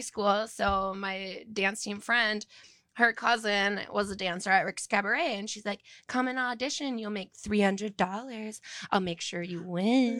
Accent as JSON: {"language": "English", "town": "New Brighton", "region": "Minnesota", "country": "United States", "said": "I'm from New Brighton, Minnesota"}